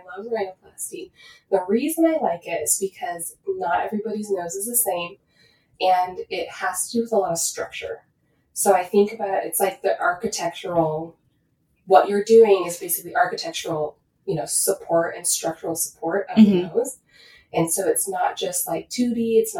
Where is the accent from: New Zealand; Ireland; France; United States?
United States; Washington; I mean, I'm from Washington originally